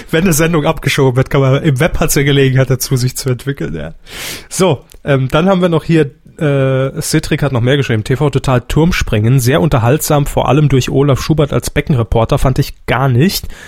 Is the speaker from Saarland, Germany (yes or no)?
yes; Saarland, Germany; Kenne ich natürlich nicht hier als Saarländer, da hört man ja keinen Fritz, auch nicht über den Livestream.